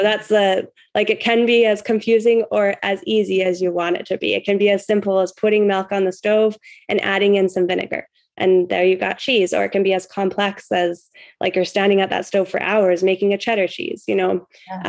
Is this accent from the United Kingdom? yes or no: no; Canada; I'm from Canada